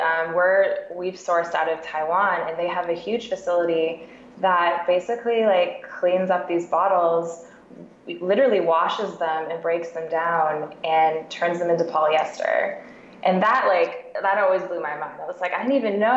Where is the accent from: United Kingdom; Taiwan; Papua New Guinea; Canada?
Canada; moved away as an adult; also born or lived in Ontario / Vancouver, BC; now in Seattle, United States; I'm actually a Canadian living in Seattle with my husband